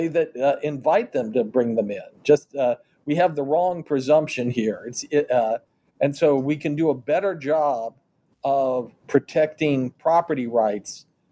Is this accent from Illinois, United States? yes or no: no; Kansas City, Missouri, United States; my hometown of Kansas City